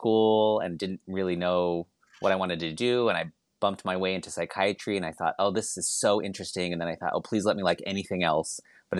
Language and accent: English; Colorado, United States; now in San Diego, United States; I grew up in Colorado in a pretty conservative family. My parents were pretty staunch Catholics growing up, and we grew up in this bedroom community right outside of the Air Force Academy.